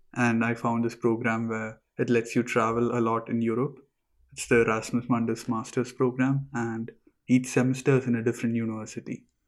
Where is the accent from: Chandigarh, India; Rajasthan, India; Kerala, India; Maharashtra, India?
Kerala, India; moved away as an adult; I'm from India. I'm from the small state in the south called Kerala.